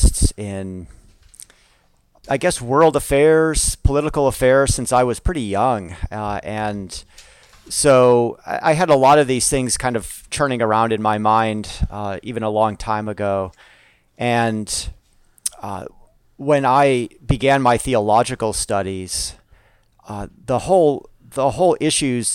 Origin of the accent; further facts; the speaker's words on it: Chicago, Illinois, United States; now in California, United States; I grew up in the west suburbs of Chicago